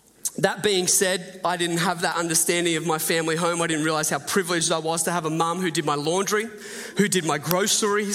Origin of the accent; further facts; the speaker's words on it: Port Macquarie, New South Wales, Australia; moved away as an adult; I grew up in, did the most of my growing up in Port Macquarie